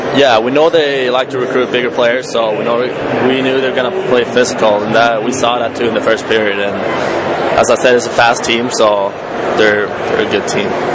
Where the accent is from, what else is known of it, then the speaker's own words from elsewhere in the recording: Malmö, Skåne, Sweden; now in Boston, United States; in my hometown, it's actually soccer. That's the biggest sport. We have the best um, soccer team in Sweden, where I'm from